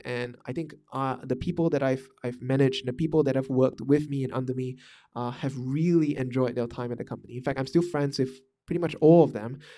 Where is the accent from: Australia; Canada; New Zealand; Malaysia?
Malaysia; moved away; also born or lived in Singapore / Vietnam; I'm Malaysian, m, uh, and I come from a small town in Malaysia